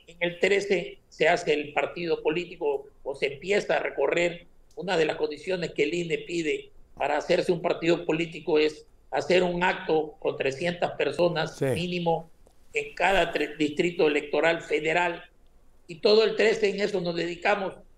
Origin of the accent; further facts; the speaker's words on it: Mexico; como buen ciudadano mexicano